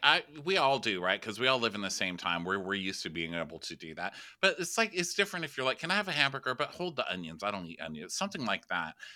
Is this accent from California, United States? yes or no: no; Texas, United States; I'm from Texas